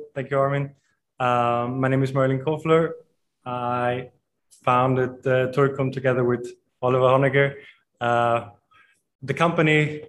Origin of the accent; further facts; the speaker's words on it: Austria; now in Zurich, Switzerland; Also, I'm from Austria, so my grandfather and my uncle are distillers